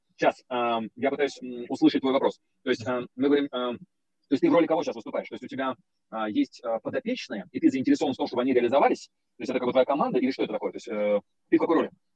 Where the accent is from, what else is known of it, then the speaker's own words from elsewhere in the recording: Moscow, Russia; я из Москвы.